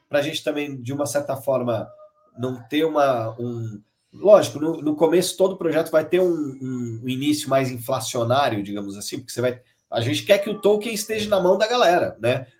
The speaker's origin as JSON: {"language": "Portuguese", "country": "Brazil", "said": "somos brasileiros, né, os, os cofundadores"}